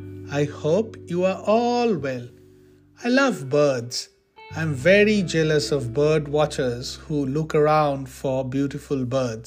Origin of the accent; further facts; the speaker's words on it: Kolkata, West Bengal, India; moved away; Growing up in Calcutta meant acquainting myself with crows.